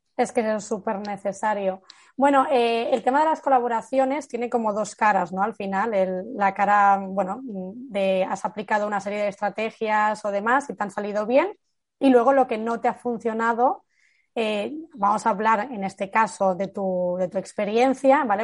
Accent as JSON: {"language": "Spanish", "town": "Barcelona", "region": "Catalonia", "country": "Spain", "said": "yo soy de Barcelona"}